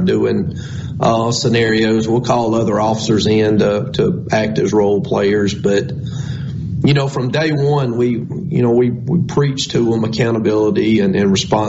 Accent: Scott County, Mississippi, United States; I'm from Scott County

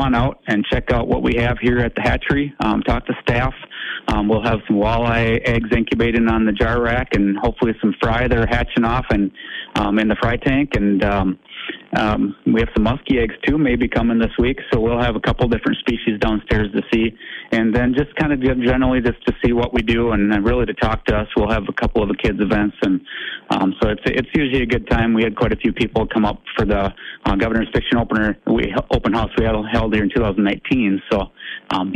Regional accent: Milroy, Minnesota, United States; I grew up in southwestern Minnesota. I'm from Milroy, technically.

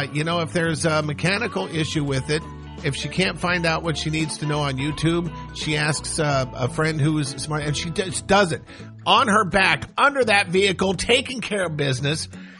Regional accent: Montana, United States; moved away; also born or lived in Seattle, Washington; I was born in Seattle, but I grew up in Montana.

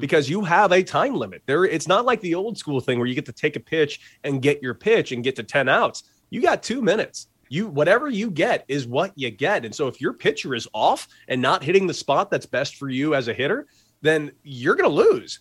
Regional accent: Santa Monica, California, United States; a lot of stuff taking place in my hometown of Santa Monica

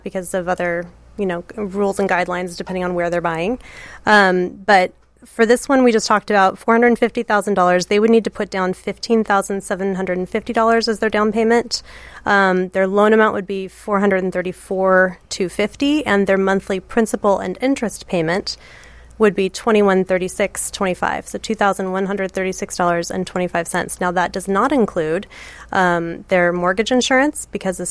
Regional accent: Tacoma, Washington, United States; now in Chicago, United States; I'm from Tacoma, Washington, which is in Pierce County

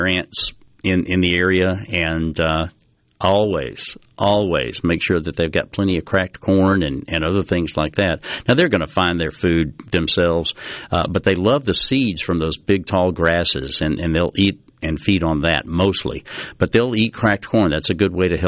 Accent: Biloxi, Mississippi, United States; when I was growing up down on the coast. A lot of folks know that I'm from Biloxi.

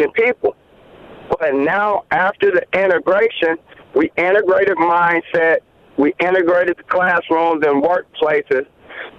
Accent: Wisconsin, United States; moved away; also born or lived in Mississippi; I'm from Wisconsin, but I also lived in Mississippi

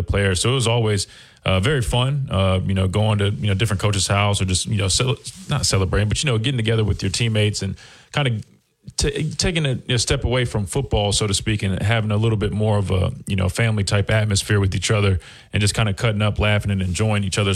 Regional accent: Columbia, South Carolina, United States; moved away as an adult; also born or lived in Alabama; growing up in Columbia, South Carolina

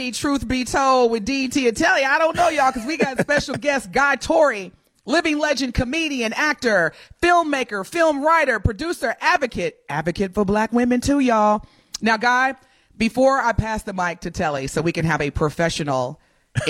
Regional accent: Evansville, Indiana, United States; I'm from Evansville

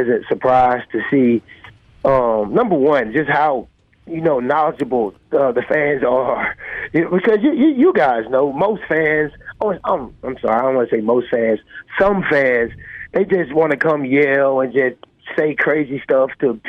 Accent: Mobile, Alabama, United States; moved away as an adult; also born or lived in Indiana / Mississippi; now in Hattiesburg, United States; I'm from Mobile

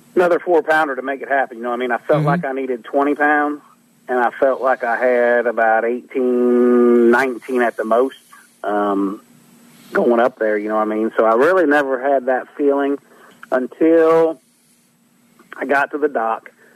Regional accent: Ohio River Valley, United States; growing up where I grew up on the Ohio River

